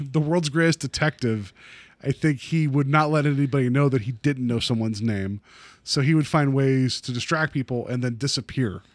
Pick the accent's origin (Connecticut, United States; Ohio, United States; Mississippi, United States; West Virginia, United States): West Virginia, United States; now in Cleveland, United States; we didn't have that type of brown mustard at home where I grew up in West Virginia